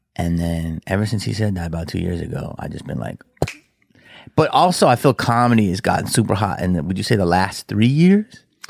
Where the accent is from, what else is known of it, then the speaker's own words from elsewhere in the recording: Philadelphia, Pennsylvania, United States; we're from Philly